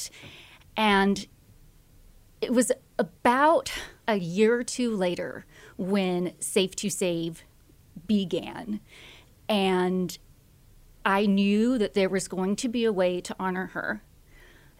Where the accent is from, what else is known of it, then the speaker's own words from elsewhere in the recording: Austin, Texas, United States; also born or lived in College Station, Texas; I am from the Austin area